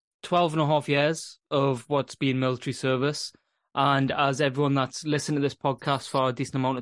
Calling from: Scotland, United Kingdom; I am in the northeast of Scotland, and I generally usually host this podcast.

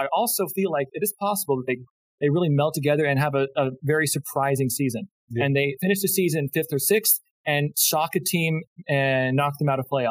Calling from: Rochester, Minnesota, United States; I'm calling from Rochester, Minnesota.

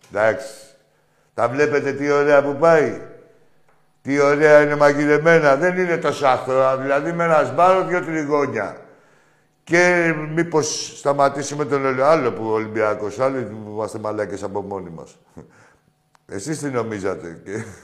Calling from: Athens, Attica, Greece; από Εξάρχεια.

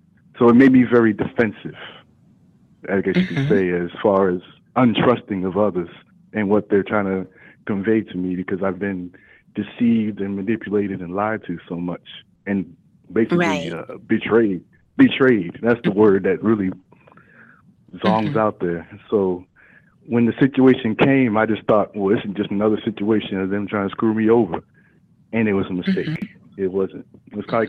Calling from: Dallas, Texas, United States; calling from Dallas area.

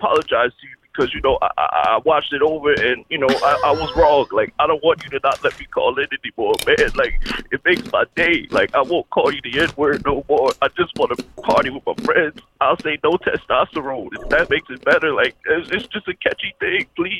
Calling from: Neptune, New Jersey, United States; Yeah, I live in Neptune, New Jersey.

